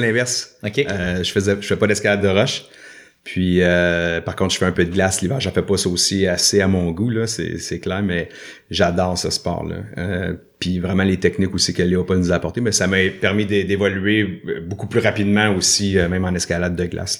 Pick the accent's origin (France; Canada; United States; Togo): Canada; Sainte-Thérèse, Quebec; also born or lived in Saint-Jérôme / Saint-Sauveur; now in Joliette, Canada; je, suis né à Saint-Jérôme, à l'hôpital de Saint-Jérôme. J'ai grandi à Sainte-Thérèse, en fait, dans les Basses-Laurentides